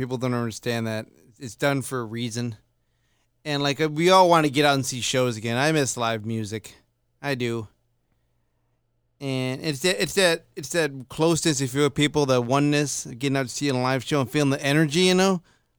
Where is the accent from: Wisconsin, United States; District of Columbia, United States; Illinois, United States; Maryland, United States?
Illinois, United States; Chicago; moved away as an adult; now in Arizona, United States; I'm from Chicago.